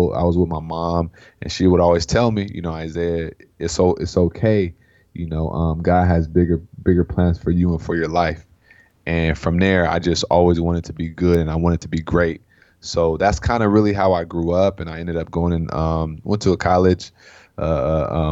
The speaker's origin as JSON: {"language": "English", "town": "Sacramento", "region": "California", "country": "United States", "said": "I'm from Sacramento, California, so I'm a Cali boy at heart"}